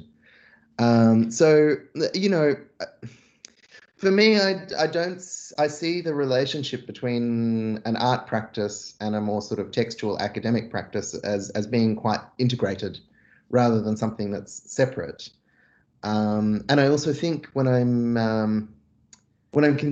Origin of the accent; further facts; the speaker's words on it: Australia; also born or lived in Jerusalem (family origin); growing up in Australia, for the most part, as a diaspora Palestinian